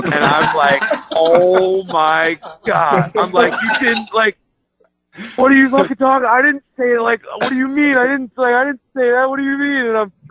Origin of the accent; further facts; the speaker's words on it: Long Island, New York, United States; I'm from Long Island